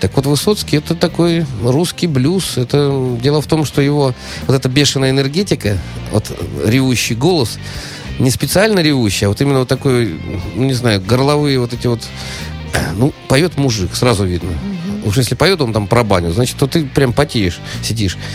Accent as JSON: {"language": "Russian", "region": "Saint Petersburg", "country": "Russia", "said": "я из Петербурга"}